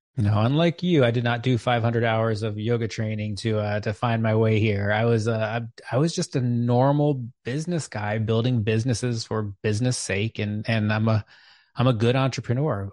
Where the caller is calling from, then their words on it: Chapel Hill, North Carolina, United States; I'm calling in from Chapel Hill, North Carolina